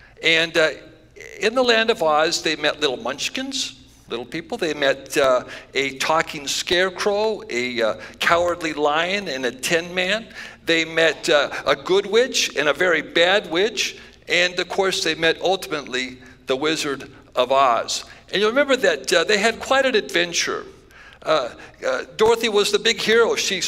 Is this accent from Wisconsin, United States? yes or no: no; Lewiston, Idaho, United States; also born or lived in Yakima / Wenatchee / Phoenix / Salem; So I was born in Lewiston, Idaho. And I'm from Idaho. Don't spread that news around too much. And then I moved to Yakima and Wenatchee, Washington.